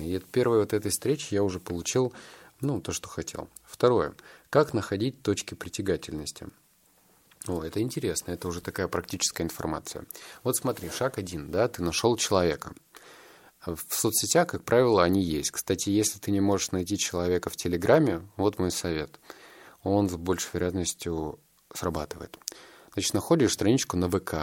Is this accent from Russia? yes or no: yes; Novosibirsk, Novosibirsk Oblast, Russia; я воспитывался так в Новосибирске